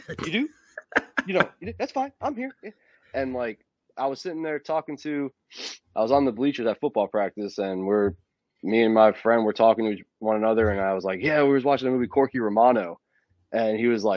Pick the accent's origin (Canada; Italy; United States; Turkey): United States; Florida; moved away; my hometown in Florida